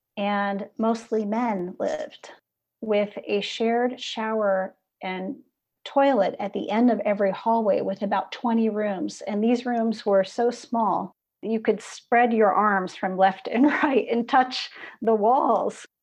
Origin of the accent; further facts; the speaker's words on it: Midwest, United States; moved away as an adult; also born or lived in California / New York; growing up in the Midwest